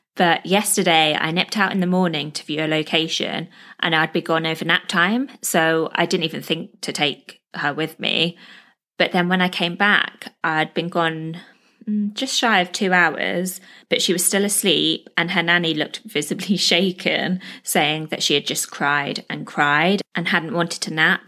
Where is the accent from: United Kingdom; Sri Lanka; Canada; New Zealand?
United Kingdom; moved away as an adult; now in Dubai, UAE